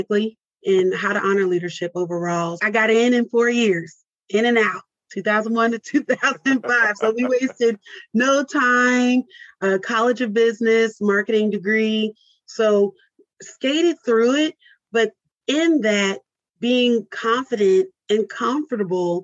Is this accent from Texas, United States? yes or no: yes; Mesquite, Texas, United States; also born or lived in California / Louisiana; But even to be raised in a suburb of Dallas, I was not engulfed into the Dallas culture